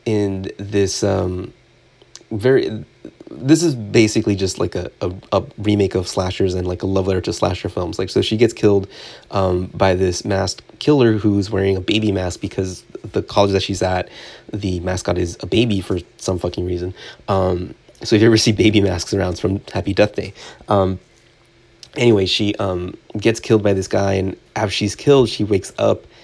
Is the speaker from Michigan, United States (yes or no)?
no; Southern California, United States; growing up in Southern California